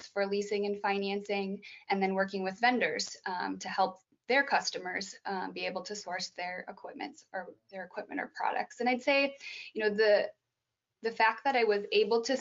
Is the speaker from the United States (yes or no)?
yes; Glenwood, Minnesota, United States; also born or lived in Fargo, North Dakota; I grew up in a small town in Minnesota. The entire county only has one stoplight, Glenwood, Minnesota